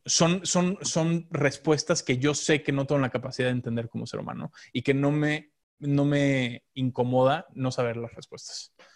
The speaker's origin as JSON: {"language": "Spanish", "country": "Mexico", "also_born_or_lived": "Los Angeles, United States", "moved": "as an adult", "said": "a los 22 eh, viví en Los Ángeles, me fui de México un rato"}